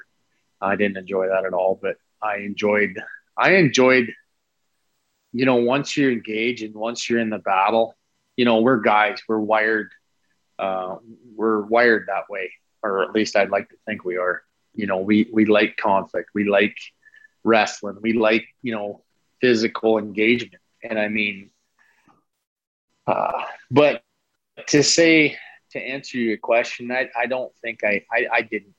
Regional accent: Saskatoon, Saskatchewan, Canada; I grew up watching Belak in Saskatoon

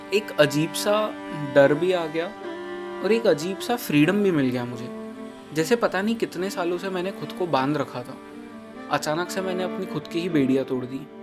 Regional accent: India; मैं जन्म से पला बड़ा ही इंडिया में हूँ

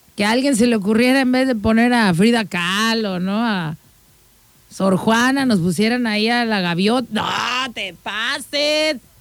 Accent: Mexico

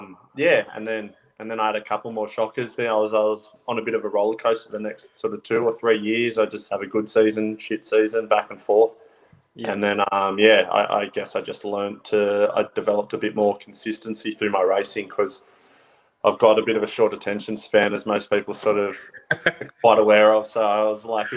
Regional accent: Sydney, New South Wales, Australia; I grew up on the Northern Beaches in Sydney

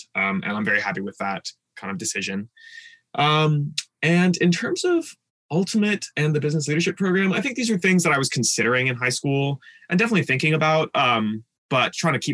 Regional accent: Houston, Texas, United States; moved away as an adult; now in Tacoma, United States; I'm from Houston, Texas, born and raised there

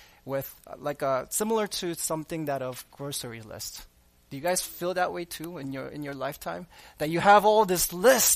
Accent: New York City, New York, United States; I grew up in New York City

